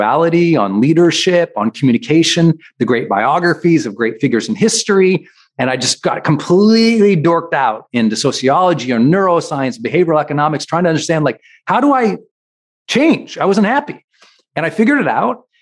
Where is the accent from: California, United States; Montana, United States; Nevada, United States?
Montana, United States; I'm from Montana.